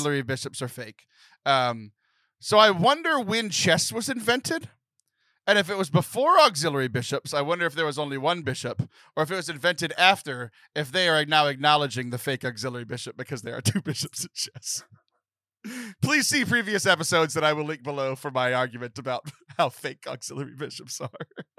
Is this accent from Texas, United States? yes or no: yes; Texas, United States; I grew up in the Diocese of Galveston, Houston, and the Cardinal DiNardo did my confirmation.